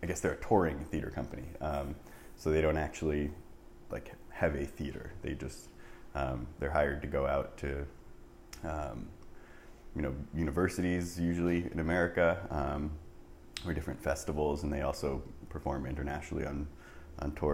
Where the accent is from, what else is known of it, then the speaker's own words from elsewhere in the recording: New Jersey, United States; moved away as an adult; also born or lived in Canada; now in Chicago, United States; I'm originally from New Jersey. So I was born and raised. Was there until I guess like 18